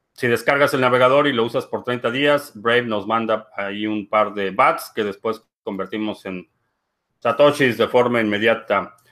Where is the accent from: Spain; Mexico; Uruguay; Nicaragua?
Mexico; como buen mexicano crecí en una familia católica